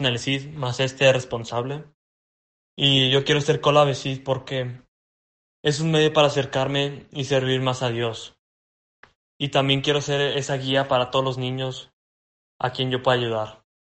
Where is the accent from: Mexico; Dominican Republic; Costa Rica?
Mexico; Piedras Negras, Coahuila; soy de Piedras Negras, Coahuila